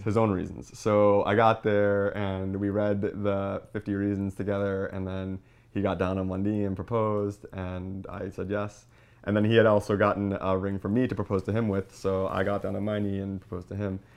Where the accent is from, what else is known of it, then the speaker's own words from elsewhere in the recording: Long Island, New York, United States; I'm from Long Island, New York, and I work for Nickelodeon.